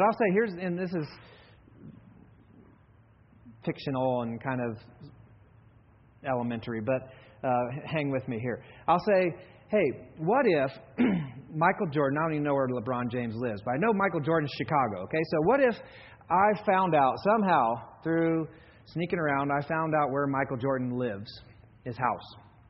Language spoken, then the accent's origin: English; Kenya; You know, I grew up in Kenya.